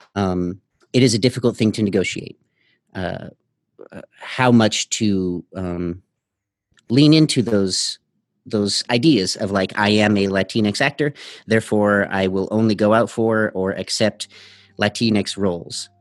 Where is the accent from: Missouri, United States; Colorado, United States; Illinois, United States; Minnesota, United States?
Colorado, United States; Denver; I am from Denver, Colorado